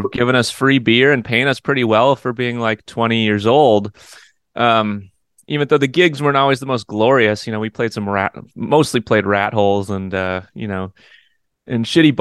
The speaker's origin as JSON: {"language": "English", "town": "New Berlin", "region": "Wisconsin", "country": "United States", "tie": "born or raised there", "also_born_or_lived": "Eau Claire, Wisconsin", "said": "I grew up on the outskirts of Milwaukee in a suburb called New Berlin"}